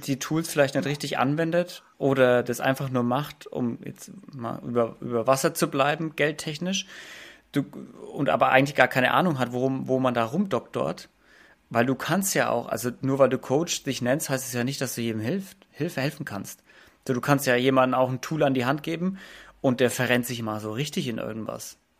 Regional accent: Germany; bei uns in Deutschland

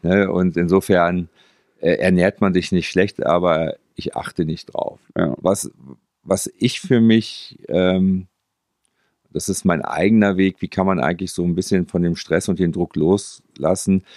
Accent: Münster, North Rhine-Westphalia, Germany; Ich bin Münsteraner.

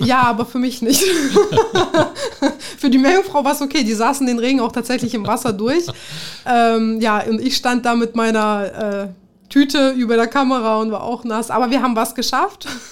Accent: Kazakhstan; born or raised there; also born or lived in Tajikistan; now in Germany

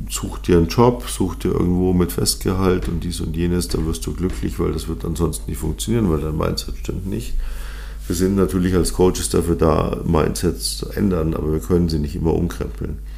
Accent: Munich, Bavaria, Germany; born there; Und ich bin gebürtiger Münchner deswegen bin ich auch natürlich für den FC Bayern.

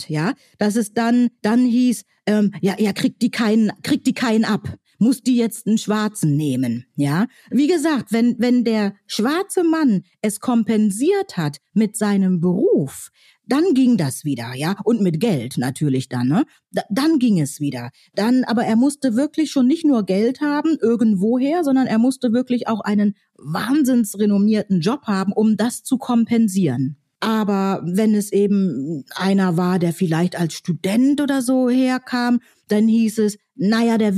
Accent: Northern Germany, Germany; Ja, also ich komme ja aus Norddeutschland und da ähm, habe ich also in meiner Jugend oft erlebt

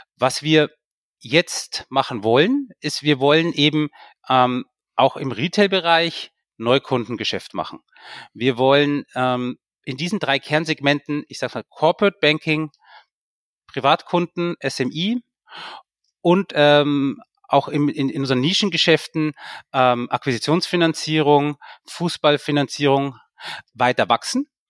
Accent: Munich, Bavaria, Germany; moved away as an adult; also born or lived in Austria; ich hatte zwei Möglichkeiten als, als, als, als Münchner

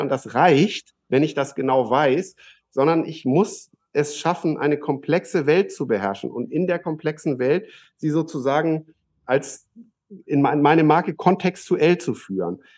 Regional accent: Germany; als Deutsche

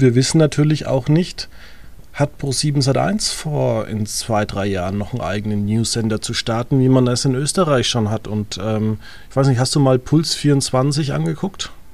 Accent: home village where the CSU is active, Bavaria, Germany; in meinem Heimatdorf, wie viele Veranstaltungen die C S U einfach macht

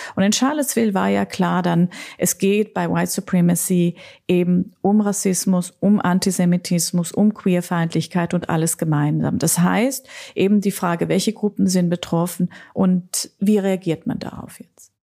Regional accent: Austria; ich bin ja Österreicherin

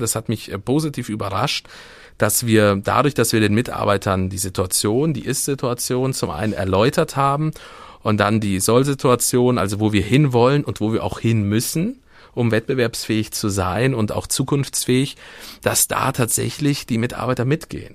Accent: Siegburg, North Rhine-Westphalia, Germany; now in Kassel, Germany; komme aus dem wunderschönen Rheinland

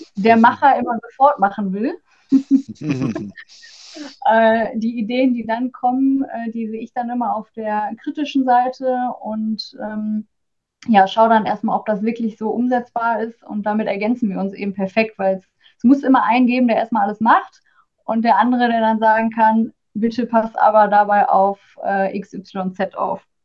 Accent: Oberhausen, North Rhine-Westphalia, Germany; moved away as an adult; now in Bochum, Germany; ich komme aus Oberhausen ursprünglich

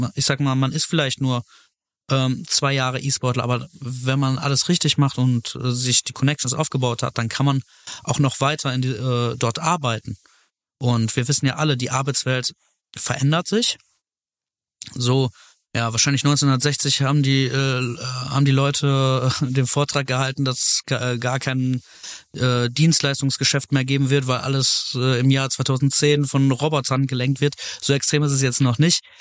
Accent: Velbert, North Rhine-Westphalia, Germany; also born or lived in Essen / Heiligenhaus; Ich bin in Fellbad geboren

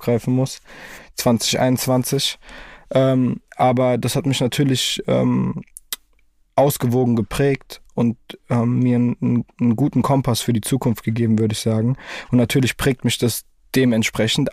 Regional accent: Frankfurt, Hesse, Germany; ich bin froh, dass ich in dieser Stadt aufgewachsen bin

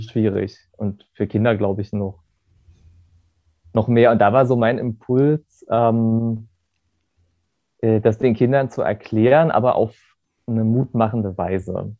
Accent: Germany; now in Berlin, Germany; in der Stadt, das also Gerode, wo ich herkomme

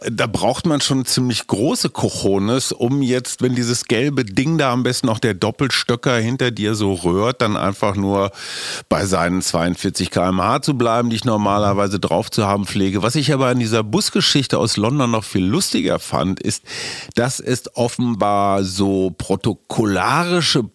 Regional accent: Berlin, Germany; ich als Berliner

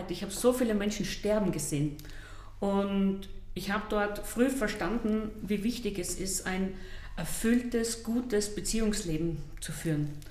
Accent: Schönberg, Styria, Austria; Genau in Schönberg bei Oberdorf am Hocheck. Also wer das nicht kennt, der kennt vielleicht Kirchberg an der Raab. Das heißt, ja, schönste und tiefste Oststeiermark.

